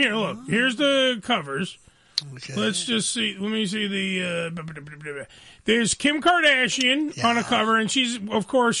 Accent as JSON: {"language": "English", "country": "Canada", "said": "And, well, we're Canadian, so that's great."}